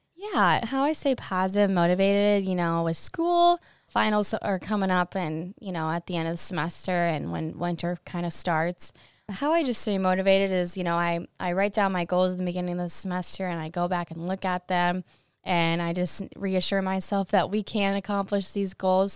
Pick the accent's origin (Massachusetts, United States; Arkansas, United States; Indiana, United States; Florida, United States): Indiana, United States; Monticello; moved away as an adult; now in Iowa City, United States; I'm from Monticello, Indiana, and I run cross country and track here.